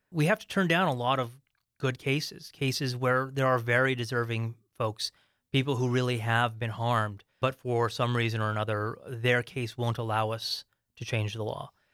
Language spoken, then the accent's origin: English; Arizona, United States; my home state, Arizona